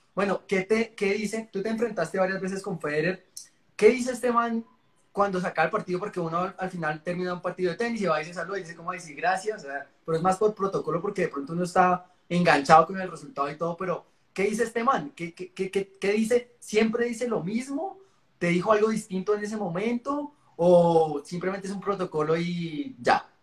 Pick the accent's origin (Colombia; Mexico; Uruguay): Colombia; como colombiano